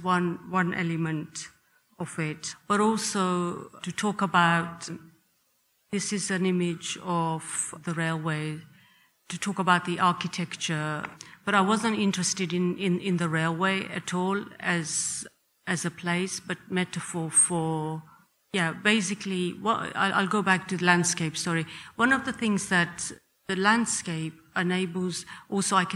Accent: Uganda; I was born in Uganda

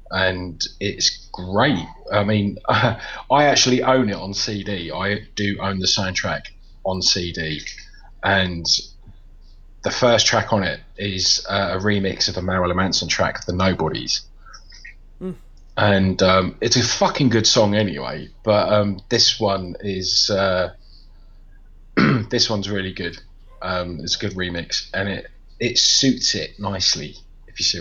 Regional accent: United Kingdom; I'm British

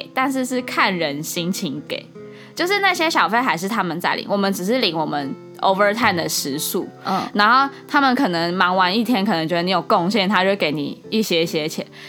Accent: Japan; Chinese is a second language; 我们日本人好像总共，我们我们那一区，我们工跟我们一起工作有两个

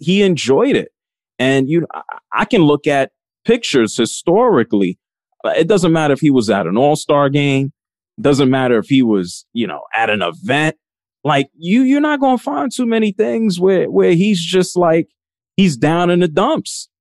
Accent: New York City, New York, United States; I grew up in the North Bronx in New York City.

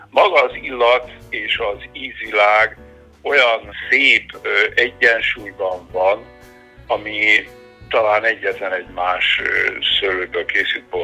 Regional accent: Szekszárd, Tolna, Hungary

